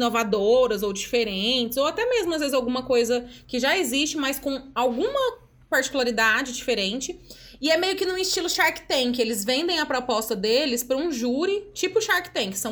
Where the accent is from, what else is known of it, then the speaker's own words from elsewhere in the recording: Goiás, Brazil; Próxima, a gente vai trazer uma clássica goiana, gente. Como bons goianos que somos.